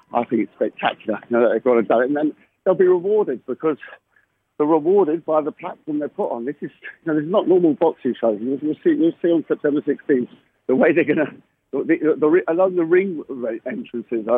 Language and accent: English; London, United Kingdom; I'm a Londoner